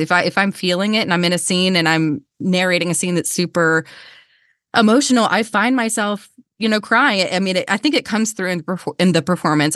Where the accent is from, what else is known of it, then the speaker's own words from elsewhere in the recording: Georgia, United States; accent: Southern; I'm from Georgia. I grew up in the South.